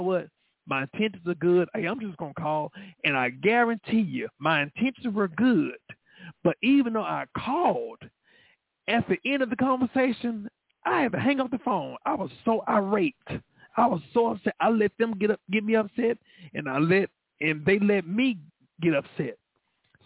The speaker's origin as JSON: {"language": "English", "town": "Dallas", "region": "Texas", "country": "United States", "said": "I'm from Oak Cliff"}